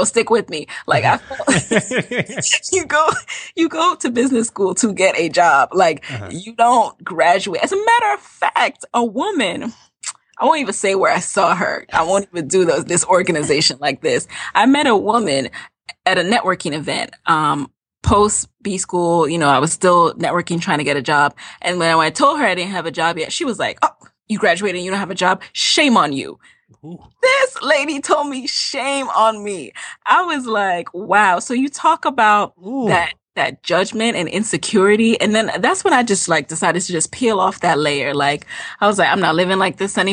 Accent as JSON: {"language": "English", "town": "New York City", "region": "New York", "country": "United States", "tie": "born or raised there", "also_born_or_lived": "Jamaica", "said": "I'm originally from Jamaica, the island. I was born there. I came to the U.S. when I was 6, and I grew up in the Bronx, New York"}